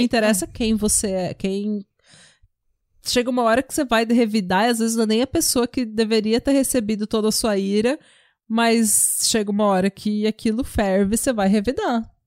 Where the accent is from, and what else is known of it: Brazil; moved away